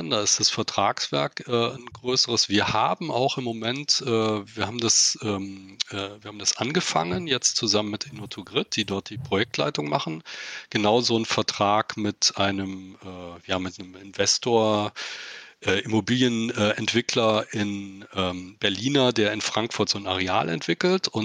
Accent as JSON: {"language": "German", "country": "United States", "tie": "born there", "said": "mein Vater war bei der Luftwaffe, äh, bei der Deutschen aber, und ich bin in den USA geboren."}